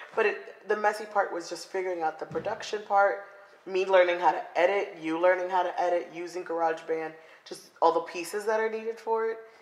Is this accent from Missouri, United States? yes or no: no; Coral Springs, Florida, United States; moved away as an adult; also born or lived in Lawrence, Massachusetts; now in Seattle, United States; I grew up in Coral Springs.